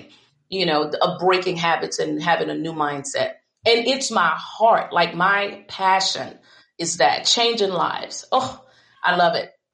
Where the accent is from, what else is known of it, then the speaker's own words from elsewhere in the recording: United States; I'm from the Ponderosa. Many don't understand that. This is a little hick town in convent um, live in a shotgun house.